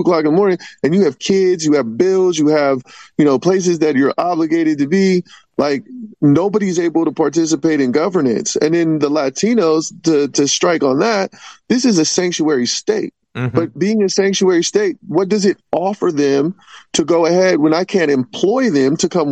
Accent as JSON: {"language": "English", "town": "Vallejo", "region": "California", "country": "United States", "tie": "born or raised there", "said": "my hometown of Vallejo"}